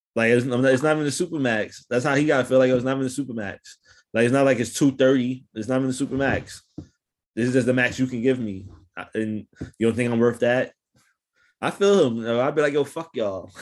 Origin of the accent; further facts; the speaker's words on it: New York City, New York, United States; I'm from New York City